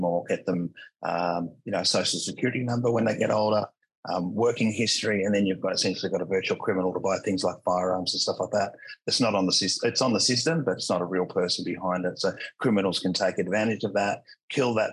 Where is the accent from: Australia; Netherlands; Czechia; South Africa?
Australia; accent: Australian; I'm Australian, by the way, accent wise